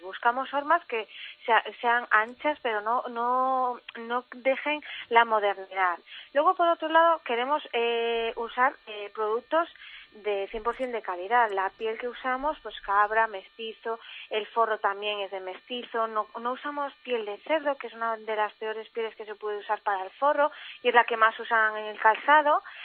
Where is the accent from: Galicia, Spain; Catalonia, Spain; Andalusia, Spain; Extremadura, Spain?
Galicia, Spain; soy gallega aunque esté por todo el mundo